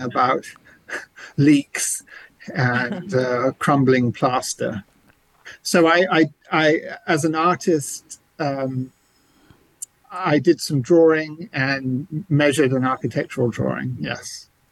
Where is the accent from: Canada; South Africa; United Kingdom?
United Kingdom; Canterbury, South East England; accent: English; moved away; you may hear an English accent. I grew up mostly in England, uh, in the cathedral city of Canterbury.